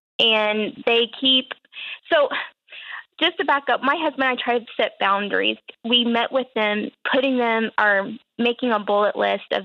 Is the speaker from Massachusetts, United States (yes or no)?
no; Dallas-Fort Worth area, Texas, United States; moved away as an adult; now in Oklahoma, United States; I'm from the Dallas-Fort Worth area